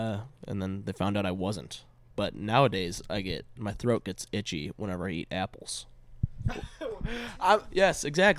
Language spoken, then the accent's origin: English; Chicago, Illinois, United States; I am a Chicagoan.